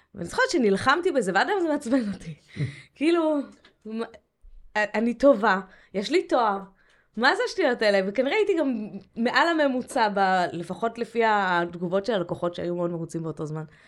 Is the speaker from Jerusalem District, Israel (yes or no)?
yes; Jerusalem, Jerusalem District, Israel; also born or lived in Scotland; גדלתי בירושלים